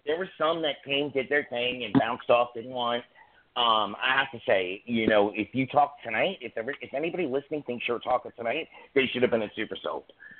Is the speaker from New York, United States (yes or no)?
yes; New York City, New York, United States; I'm from Staten Island.